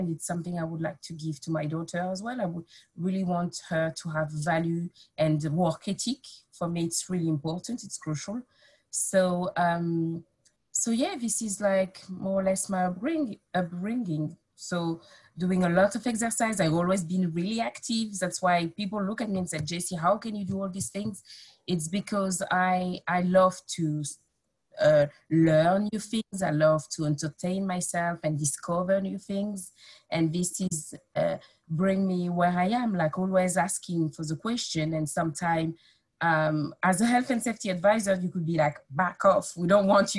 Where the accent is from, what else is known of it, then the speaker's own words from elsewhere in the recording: Nogent-sur-Oise, Hauts-de-France, France; English is a second language; moved away as an adult; also born or lived in Paris / Amiens; now in United Kingdom; I grew up in Picardy